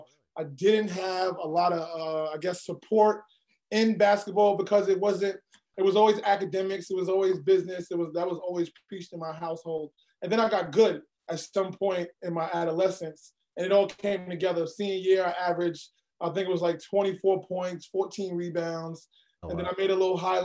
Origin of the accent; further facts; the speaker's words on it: New York City, New York, United States; also born or lived in Brooklyn, New York City; Born in Brooklyn, grew up in Queens